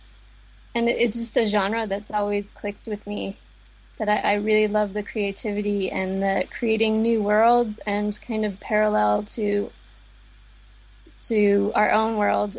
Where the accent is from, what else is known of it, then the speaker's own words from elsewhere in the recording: United States; now in Dublin, Ireland; I live in Dublin, but I was born in America